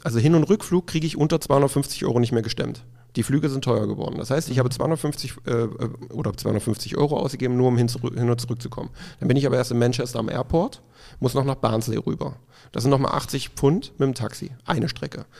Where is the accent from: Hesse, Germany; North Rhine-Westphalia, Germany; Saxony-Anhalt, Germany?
Saxony-Anhalt, Germany; Dessau; moved away as an adult; also born or lived in Leipzig; now in Cologne, Germany; ich komme ja gebürtig aus dem Osten, aus Sachsen-Anhalt. Bis äh, ich 18 war, glaube ich, in Dessau gelebt.